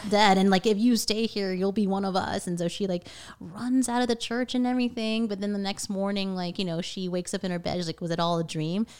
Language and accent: English; Vienna, Virginia, United States; I grew up in Northern Virginia, Vienna